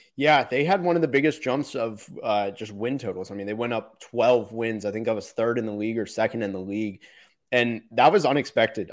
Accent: Orlando, Florida, United States; now in Dallas, United States; I'm from Orlando originally, and I live in Dallas now

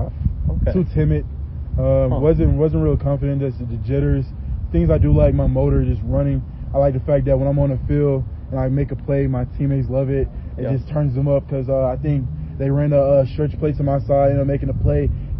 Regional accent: the South, United States; You know, I'm from the South, so the phrase next man up always comes to my head.

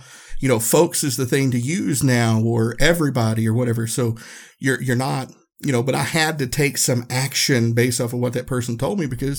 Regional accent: the South, United States; growing up in the South, we say y'all and folks and all that.

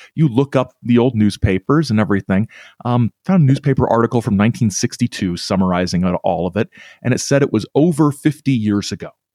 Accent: Whitley County, northeastern Indiana, United States; not quite my hometown, but the county that I'm from, uh, Whitley County in, uh, northeastern Indiana

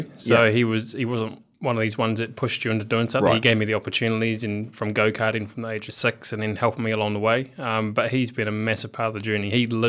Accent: Geraldine, Canterbury, New Zealand; I think that's what actually helped me, coming out of a small country town. Yep. So, grew up on a farm.

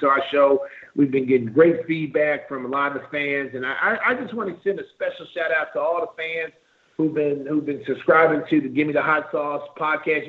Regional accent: the South, United States; I'm from the South a little bit

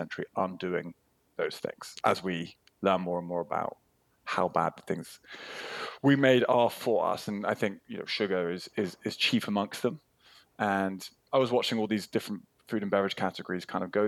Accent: United Kingdom; as a Brit

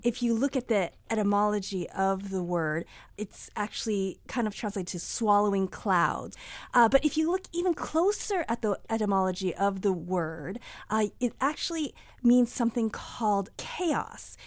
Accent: United States; I grew up here in the United States

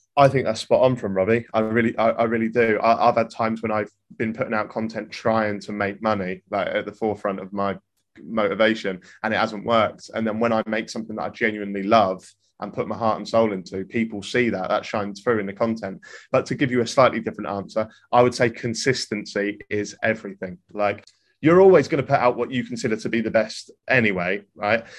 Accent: Norwich, East of England, United Kingdom; I'm from Norwich

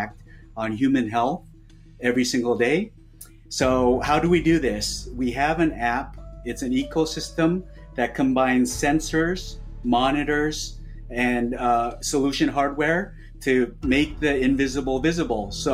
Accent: Canada; now in New York, United States; I live in New York now, but I grew up in Canada in the 80s

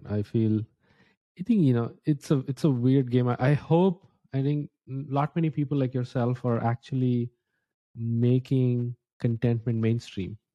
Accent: India; English is a second language; moved away as an adult; now in United States; I think maybe I mentioned a couple times when I came to the US from India. I was a student.

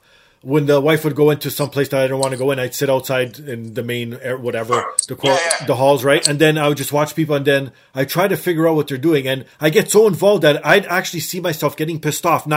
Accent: Canada; we both grew up and were born and raised in Canada.

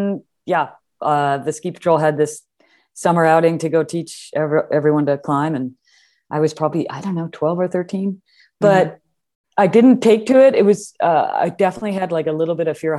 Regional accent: Madison, Wisconsin, United States; No, I grew up in Madison, Wisconsin.

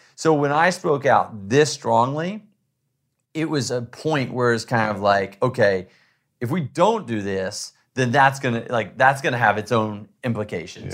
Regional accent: Texas, United States; I grew up in Texas hunting

